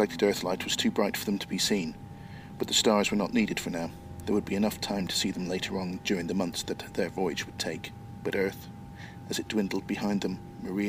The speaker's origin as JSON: {"language": "English", "town": "Belfast", "region": "Northern Ireland", "country": "United Kingdom", "tie": "born or raised there", "moved": "as an adult", "lives_now": "East Midlands, United Kingdom", "said": "I'm originally from Ireland. I was born in Belfast, but I left there almost 30"}